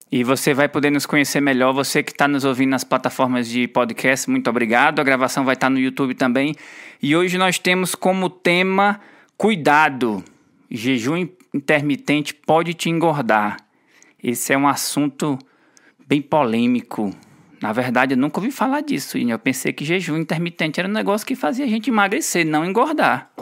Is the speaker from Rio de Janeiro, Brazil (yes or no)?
no; Ceará, Brazil; moved away; Nós somos nordestinos orgulhosos. A gente mora fora do, fora do Ceará por muito tempo, mas o Ceará não sai da gente